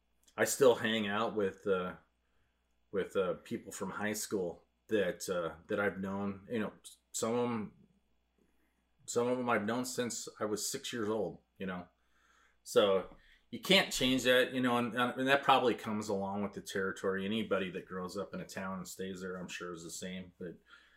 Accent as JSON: {"language": "English", "town": "Wenatchee", "region": "Washington", "country": "United States", "tie": "born or raised there", "said": "when I grew up in Wenatchee, it was probably... Well, it wasn't probably. It was half the size it is now."}